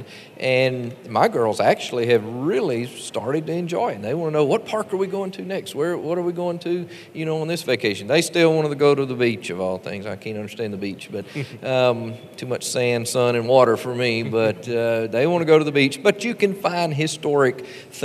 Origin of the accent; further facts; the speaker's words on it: Mississippi, United States; moved away as an adult; also born or lived in Meridian, Mississippi; now in Tennessee, United States; I was born in Meridian, Mississippi, and consider myself a Mississippian. I'm a transplanted Mississippian now up in Tennessee. But I grew up in Mississippi